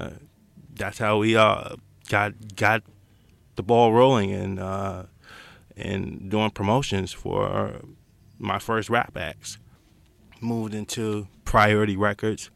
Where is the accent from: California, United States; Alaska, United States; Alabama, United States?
California, United States; Los Angeles; I grew up in Los Angeles area, out of Baldwin Hills, that Crenshaw District area